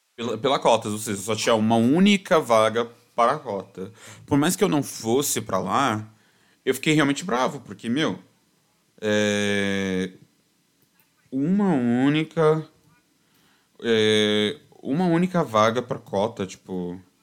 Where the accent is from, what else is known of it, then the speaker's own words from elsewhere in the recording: São Paulo, Brazil; eu sou paulistano